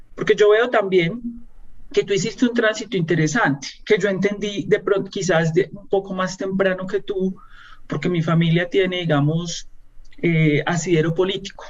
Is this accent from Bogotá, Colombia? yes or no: no; Medellín, Antioquia, Colombia; moved away as an adult; also born or lived in Colombian Caribbean coast (family origin); now in Bogotá, Colombia; como buena antioqueña de origen costeño que soy yo, yo siempre dije, yo me voy de, eh, salgo de Medellín